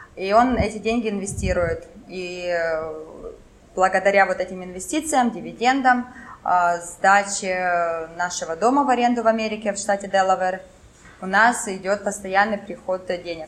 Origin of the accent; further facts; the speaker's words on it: Kharkiv, Kharkiv Oblast, Ukraine; first language French; Russian is a second language; moved away as an adult; also born or lived in Finland; я с Харькова, родилась в Харькове и в университет ходила, ну вот, 20, ну, 30 минут от дома